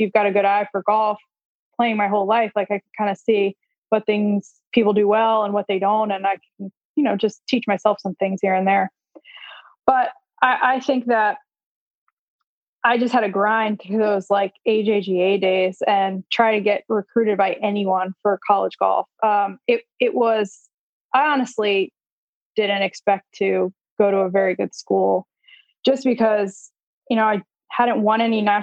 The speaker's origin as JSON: {"language": "English", "town": "Wayne", "region": "New Jersey", "country": "United States", "tie": "born or raised there", "said": "my hometown of Wayne, New Jersey"}